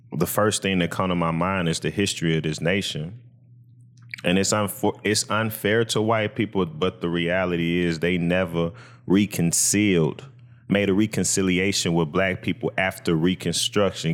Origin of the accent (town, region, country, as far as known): United States